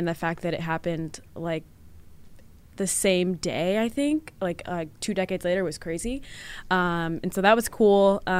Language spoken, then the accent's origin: English; Virginia, United States; accent: southern; As far as accents go, I've heard that I have a little bit of a southern accent because I'm from Virginia, so that might come out a little bit when I say y'all.